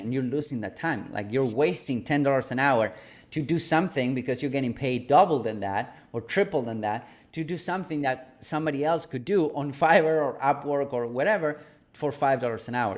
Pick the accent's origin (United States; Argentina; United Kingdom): Argentina; Buenos Aires; moved away; I'm originally from Argentina, from Buenos Aires, a third world country